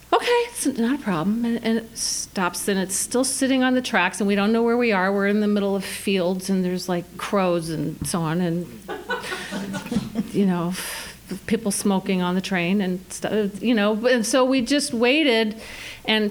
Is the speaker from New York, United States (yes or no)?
yes; New York City, New York, United States; I'm from New York City